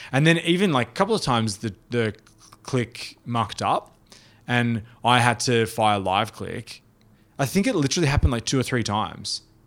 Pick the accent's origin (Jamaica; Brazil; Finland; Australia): Australia; also born or lived in New York; as an Australian